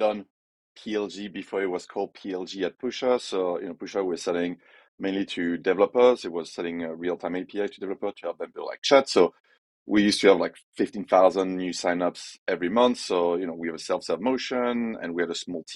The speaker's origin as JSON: {"language": "English", "country": "France", "also_born_or_lived": "Brussels / Shanghai / Canterbury / Paris", "accent": "French", "second_language": "English", "moved": "as an adult", "lives_now": "San Francisco, United States", "said": "as you can tell by my accent, I'm French"}